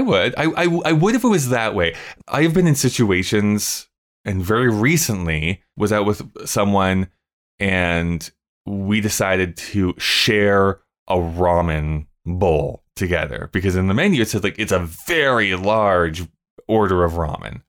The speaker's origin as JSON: {"language": "English", "country": "Canada", "said": "I'm a Canadian"}